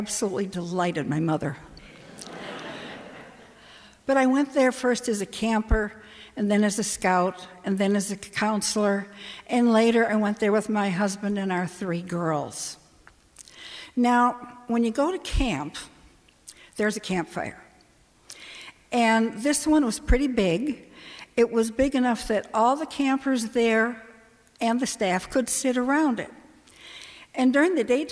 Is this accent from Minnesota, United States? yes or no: yes; Minneapolis, Minnesota, United States; moved away as an adult; I grew up in Minneapolis